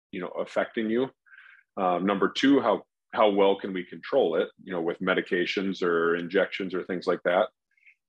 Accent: Minneapolis–Saint Paul, Minnesota, United States; also born or lived in Des Moines, Iowa / Columbus, Ohio / Chicago, Illinois; I was born in the Twin Cities in Minnesota. Have been here most of my life, other than some of my medical training. So I grew up here

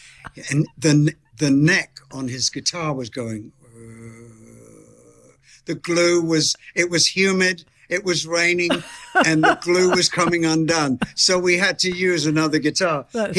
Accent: Bromley, London, United Kingdom; I was born in Beckenham Hospital and lived in the area of Bromley.

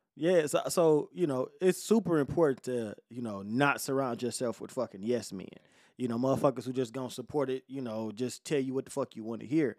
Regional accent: Detroit, Michigan, United States; I'm from Detroit

